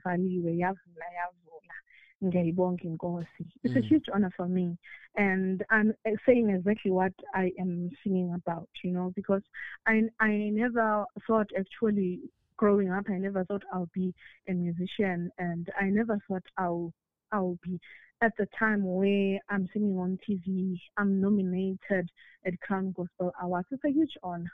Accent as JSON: {"language": "English", "town": "Pongola", "region": "KwaZulu-Natal", "country": "South Africa", "said": "I am from Pongola at KZN"}